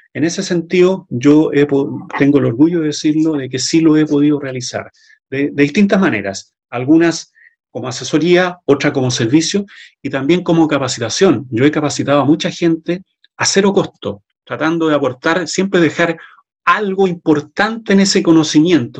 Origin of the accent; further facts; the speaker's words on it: Chile; en mi país, Chile